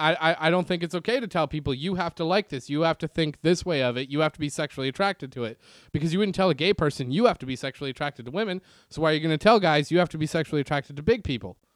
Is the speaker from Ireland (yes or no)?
no; Canada; moved away; also born or lived in Reseda, California; Growing up in Canada